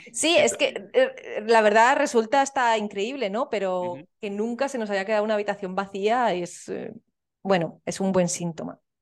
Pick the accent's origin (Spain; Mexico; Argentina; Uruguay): Spain; Soria, Castile and León; moved away; soy de Soria y es la ciudad más pequeña de España